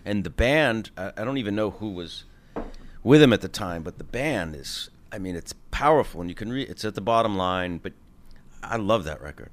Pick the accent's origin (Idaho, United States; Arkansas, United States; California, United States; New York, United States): New York, United States; as a New Yorker, as a fellow artist